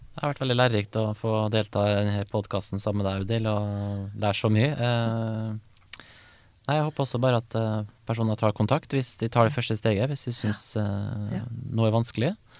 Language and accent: Norwegian; Kristiansund, Møre og Romsdal, Norway; der jeg kommer fra, da, Kristiansund